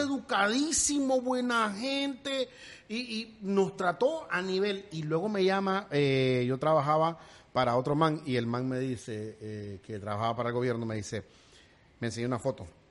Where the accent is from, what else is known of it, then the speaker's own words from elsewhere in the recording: Nicaragua; now in United States; negrito como de Nicaragua. Yo soy negrito de Bluefield, me crié en el Bluff, pero también allá en Nueva York.